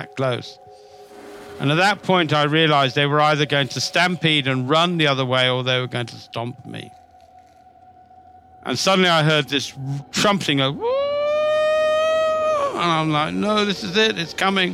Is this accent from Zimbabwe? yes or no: yes; Zimbabwe; When I was a kid, I used to go collecting snakes a lot in growing up in Zimbabwe